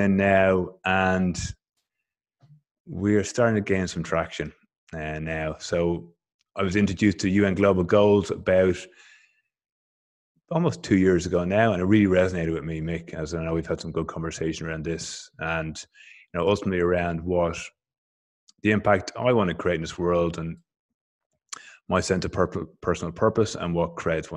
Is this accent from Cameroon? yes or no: no; Dublin, Leinster, Ireland; moved away as an adult; now in Canberra, Australia; I'm originally from Dublin, from Ireland